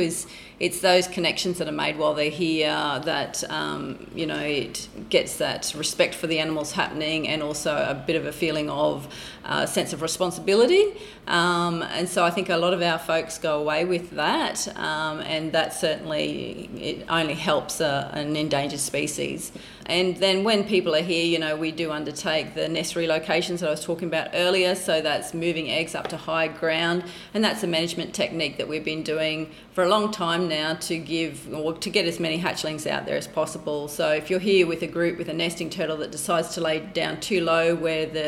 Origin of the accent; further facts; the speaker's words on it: Bundaberg, Queensland, Australia; I grew up in Bundaberg